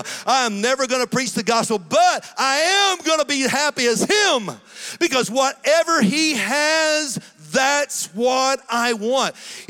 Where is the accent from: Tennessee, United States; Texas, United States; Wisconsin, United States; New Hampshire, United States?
Tennessee, United States; born there; also born or lived in Georgia, United States; I was born in Tennessee, and so we'd moved to Georgia, and we'd moved to Tennessee, and then we moved back to Georgia.